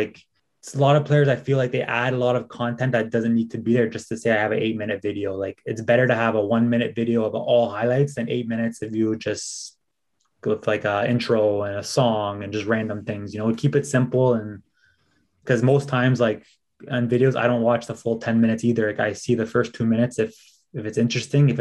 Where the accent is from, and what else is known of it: Canada; moved away as an adult; now in Sweden